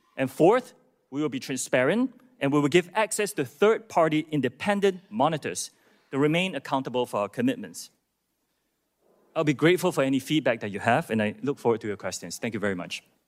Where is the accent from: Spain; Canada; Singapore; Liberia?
Singapore; moved away as an adult; also born or lived in United Kingdom / United States; I'm from Singapore. That's where I was born, that's where my parents. And after serving in Singapore's military